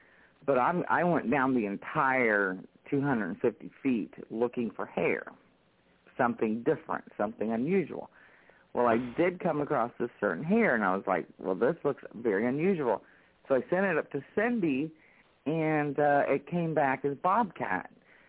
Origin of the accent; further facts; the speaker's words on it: North Carolina, United States; moved away as an adult; also born or lived in Ohio; I moved from Ohio back to my home state of North Carolina